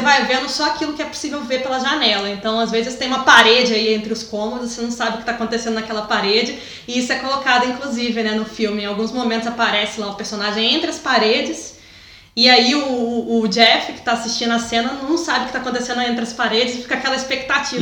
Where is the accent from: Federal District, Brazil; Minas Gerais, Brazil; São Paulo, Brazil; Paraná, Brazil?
Minas Gerais, Brazil; Juiz de Fora; moved away; se eu tivesse talvez morando em Juiz de Fora, que é onde é a minha cidade natal